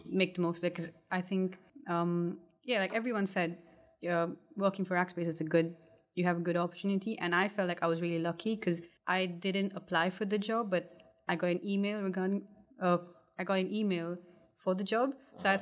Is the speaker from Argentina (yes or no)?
no; Kuwait; moved away as an adult; also born or lived in India / Coventry; now in United Kingdom; I was born and brought up in Kuwait. So I didn't grow, grow up in England